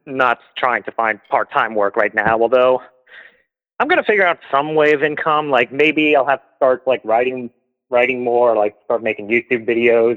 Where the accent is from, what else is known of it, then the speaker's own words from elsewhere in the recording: Asheville, North Carolina, United States; I was born in Asheville